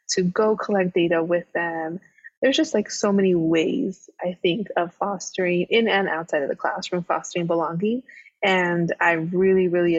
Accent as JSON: {"language": "English", "town": "Los Angeles", "region": "California", "country": "United States", "tie": "born or raised there", "said": "I am from Los Angeles, a big, you know, city person, was raised in big cities"}